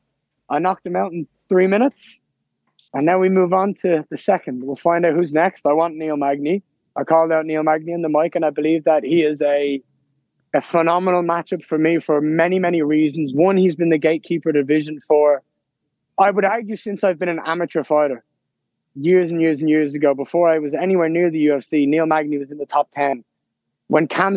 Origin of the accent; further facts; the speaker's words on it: Ireland; I'm at home